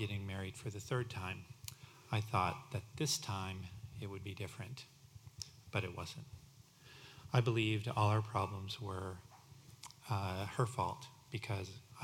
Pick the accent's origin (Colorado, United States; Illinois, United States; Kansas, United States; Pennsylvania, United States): Colorado, United States; Denver; I was raised in the Denver, Colorado area